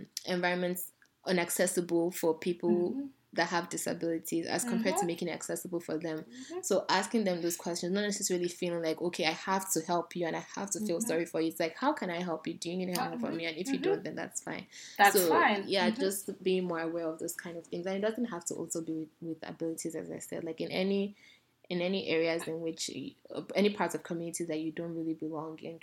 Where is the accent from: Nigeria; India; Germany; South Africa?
Nigeria; moved away; growing up in Nigeria